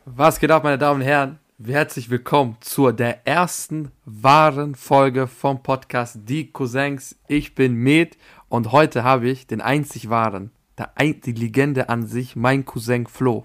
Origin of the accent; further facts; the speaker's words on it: Pristina, Kosovo; now in Austria; ich komme aus Pristin